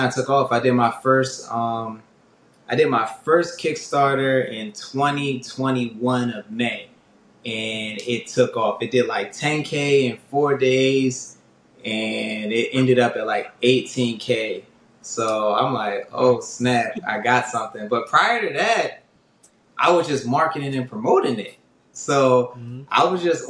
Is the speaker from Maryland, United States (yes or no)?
yes; Severn, Maryland, United States; I grew up in Anne Arundel County, specifically Seven Oaks